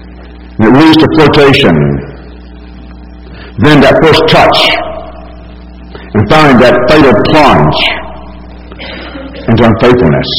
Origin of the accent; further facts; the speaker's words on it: Alabama, United States; as a non-believer growing up in Alabama